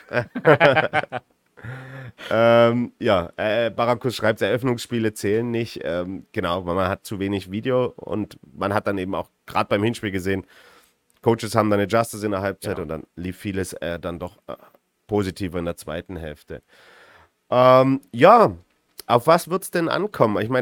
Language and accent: German; Vienna, Austria; moved away as an adult; now in Tyrol, Austria